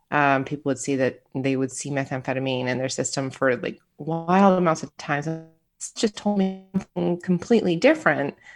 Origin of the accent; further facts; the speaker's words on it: Michigan, United States; moved away; also born or lived in Florida / Arizona / California / Illinois; I am a Midwesterner at heart, born and raised in Michigan, and then I started moving around the country